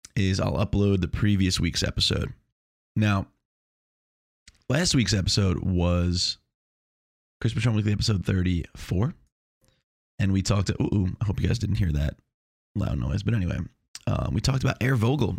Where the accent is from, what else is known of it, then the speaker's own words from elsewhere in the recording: Long Island, New York, United States; also born or lived in Chapel Hill, North Carolina; now in Melbourne, United States; I'm from Long Island, but now I live in Chapel Hill